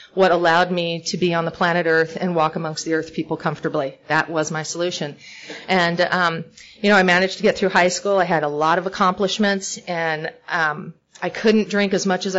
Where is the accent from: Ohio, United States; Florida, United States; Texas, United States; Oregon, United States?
Oregon, United States; also born or lived in Northern California / Hollywood, California; now in Portland, United States; I'm from Oregon